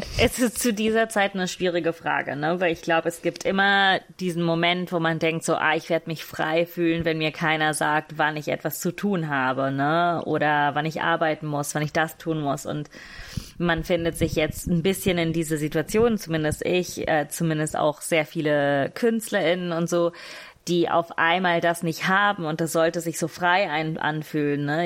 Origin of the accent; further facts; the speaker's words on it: Italy; ich bin gesetzlich nur Italienisch